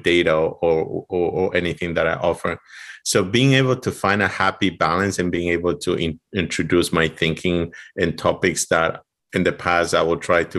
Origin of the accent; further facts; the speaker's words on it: Ecuador; English is a second language; moved away as an adult; now in United States; I'm from Ecuador